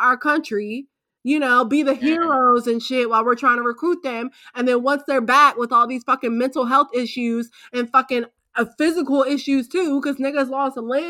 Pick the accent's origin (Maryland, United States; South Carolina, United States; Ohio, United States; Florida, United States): Maryland, United States; Wheeler Road, Maryland side, United States; I grew up on Wheeler Road, but it was on the Maryland side.